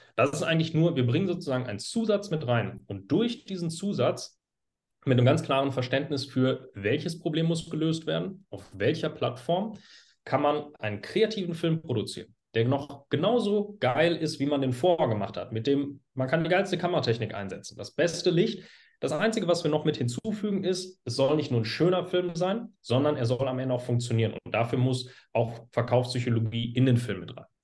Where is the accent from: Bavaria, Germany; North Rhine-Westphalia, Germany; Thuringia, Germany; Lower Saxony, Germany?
North Rhine-Westphalia, Germany; Hagen; ich komme aus Hagen